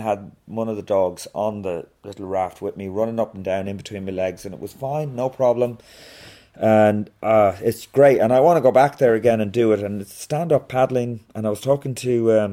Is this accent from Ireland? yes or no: yes; Ireland; being Irish